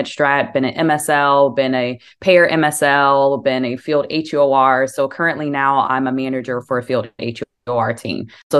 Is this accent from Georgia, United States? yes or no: no; Houston, Texas, United States; I'm from Houston, Texas.